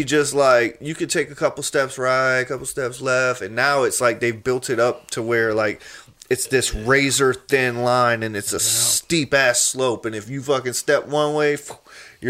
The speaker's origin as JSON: {"language": "English", "region": "the South", "country": "United States", "tie": "born or raised there", "said": "I grew up in the South"}